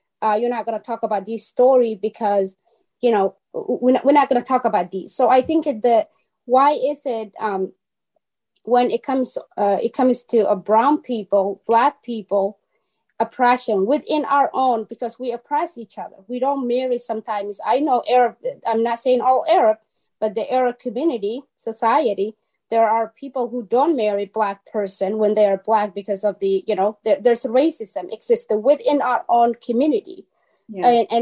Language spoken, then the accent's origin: English; Somalia; moved away; I'm from Africa, so I was born in Somalia. And I flee from my country, my own country, because of the civil war, still 1991.